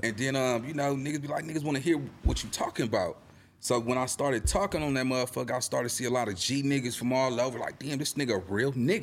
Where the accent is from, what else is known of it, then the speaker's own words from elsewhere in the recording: Los Angeles, California, United States; I'm from Little Egypt. I'm from the east side